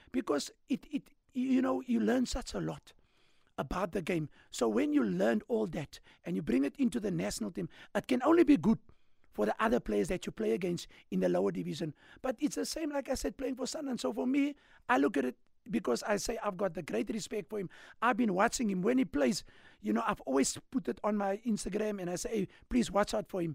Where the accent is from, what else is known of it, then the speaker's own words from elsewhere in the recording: Cape Town, Western Cape, South Africa; also born or lived in Claremont, Cape Town / Hanover Park, Cape Town; So I grew up in, in, in, we call it Rondersvlei, all right, where I lived with my mother